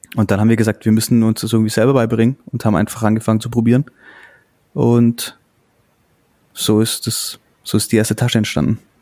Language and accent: German; Augsburg, Bavaria, Germany; Wir kommen ja aus Augsburg.